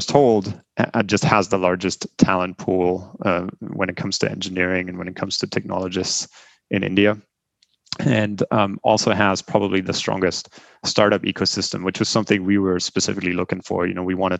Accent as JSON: {"language": "English", "country": "Germany", "tie": "born or raised there", "also_born_or_lived": "Bremen", "second_language": "English", "moved": "as an adult", "lives_now": "United States", "said": "I grew up in Germany, lived there for the first 20 years of my life"}